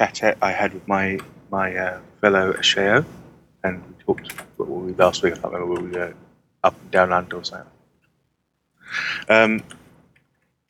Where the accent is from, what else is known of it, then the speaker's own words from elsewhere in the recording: United Kingdom; I'm British.